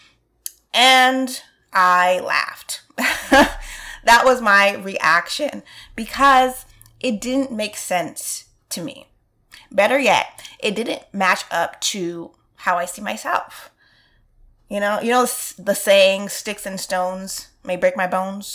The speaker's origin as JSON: {"language": "English", "town": "New York City", "region": "New York", "country": "United States", "tie": "born or raised there", "said": "I'm from Brooklyn, so I can remember being on the train"}